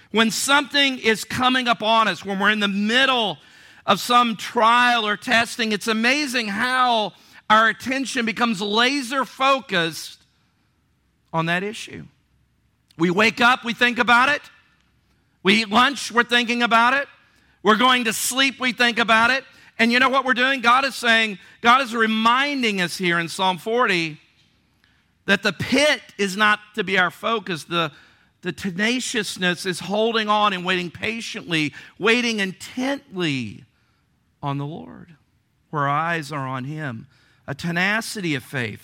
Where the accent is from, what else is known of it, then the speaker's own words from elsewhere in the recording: Virginia Beach, Virginia, United States; growing up in Virginia Beach or here on the coast